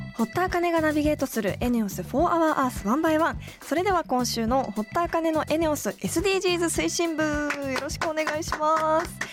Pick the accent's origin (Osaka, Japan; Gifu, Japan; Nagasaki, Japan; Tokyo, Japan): Tokyo, Japan; Komae; moved away; 東京都の狛江市というところで育ったんですけど